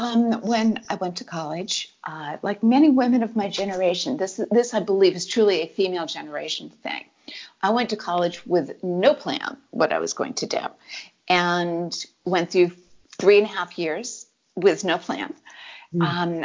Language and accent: English; New England, United States; I'm always going to be a reserved person. I come from New England.